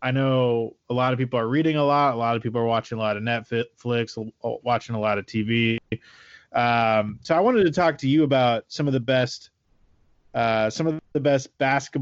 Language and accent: English; Oregon, United States; now in California, United States; My home state of Oregon